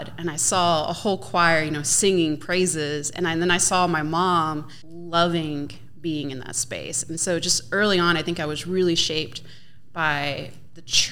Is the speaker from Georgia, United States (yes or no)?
yes; McDonough, Georgia, United States; also born or lived in Tübingen, Germany; now in Johnson City, United States; I'm originally from McDonough, Georgia, as Jane said. And we've been living here in Johnson City for 3 years now